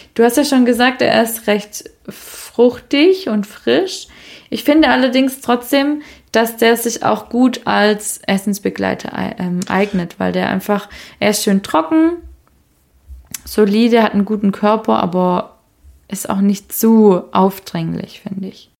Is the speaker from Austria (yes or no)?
no; Swabia, Germany; moved away; ich bin ja gebürtige Schwäbin